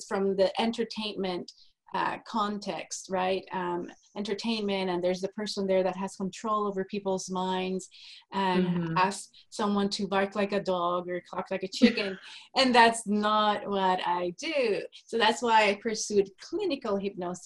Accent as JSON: {"language": "English", "country": "Puerto Rico", "tie": "born or raised there", "moved": "as an adult", "lives_now": "Texas, United States", "said": "I am a native from Puerto Rico, a little tiny island in the Caribbean, was born and raised there until I got married"}